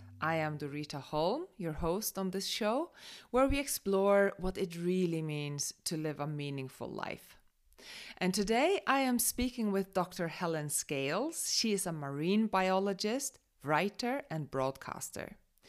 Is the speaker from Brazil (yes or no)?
no; Faroe Islands; me growing up in the Faroe Islands by the sea and then working on a fishing boat and then sailing with my own boat around the world for 3 years